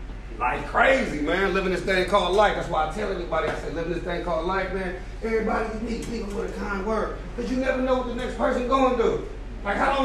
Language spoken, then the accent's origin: English; Oakland, California, United States; I'm from Oakland, California, but I just say the Bay Area.